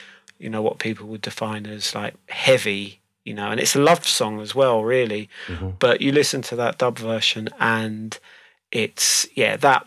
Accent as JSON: {"language": "English", "region": "London", "country": "United Kingdom", "moved": "as an adult", "lives_now": "Chesham, United Kingdom", "said": "I'm originally from London, so I just live here, slightly out in the sticks."}